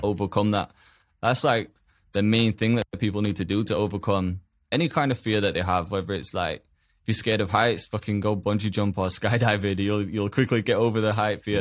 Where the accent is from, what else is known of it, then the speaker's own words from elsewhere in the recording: Huddersfield, Yorkshire and the Humber, United Kingdom; grew up in a, in a town as well. I, a town called Huddersfield in England